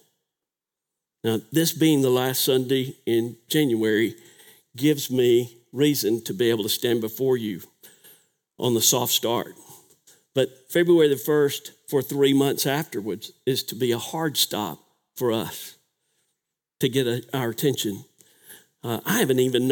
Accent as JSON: {"language": "English", "town": "Starkville", "region": "Mississippi", "country": "United States", "tie": "born or raised there", "said": "Growing up in Starkville"}